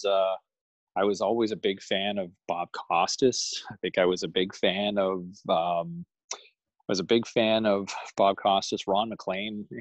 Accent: Ottawa, Ontario, Canada; a local sportscaster in Ottawa I grew up watching

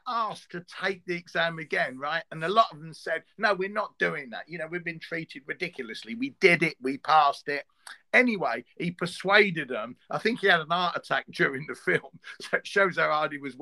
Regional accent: London, United Kingdom; I'm from East London. I went to an East London school and I taught in one

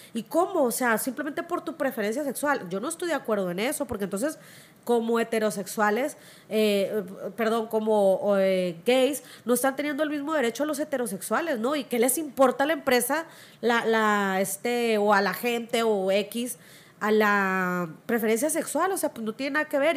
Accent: Culiacán, Sinaloa, Mexico; yo soy del Infonavit Humaya, crecí a la tierra que me vio nacer

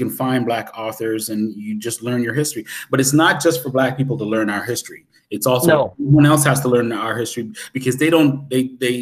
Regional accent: Canada; I'm Canadian

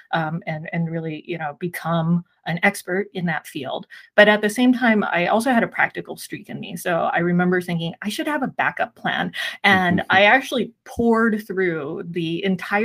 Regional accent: San Gabriel Valley, Southern California, United States; also born or lived in Taiwan; I grew up here in Southern California in the San Gabriel Valley area. My parents immigrated here when I was 4 years old. I was born in Taiwan

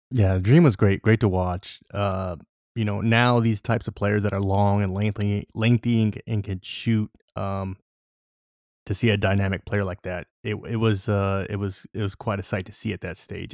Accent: Southern California, United States; I'm from SoCal

